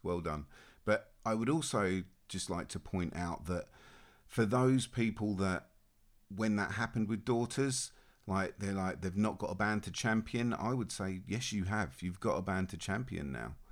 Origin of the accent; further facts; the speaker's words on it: Australia; moved away; I was born and raised in Australia